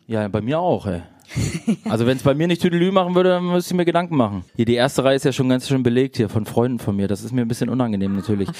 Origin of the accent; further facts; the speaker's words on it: Gifhorn, Lower Saxony, Germany; moved away as an adult; now in Berlin, Germany; Gifhorn, wo ich herkomme